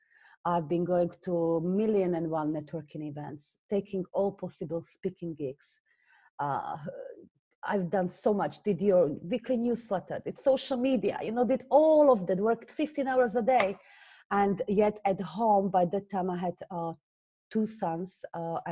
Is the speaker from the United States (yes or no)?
no; Slovakia; English is a second language; moved away as an adult; now in London, United Kingdom; you hear from my accent, I originally come from Slovakia. I moved to England when I was just 19